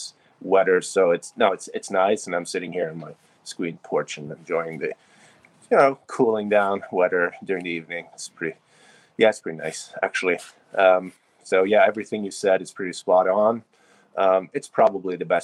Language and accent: English; Sweden; now in Florida, United States; I grew up in Sweden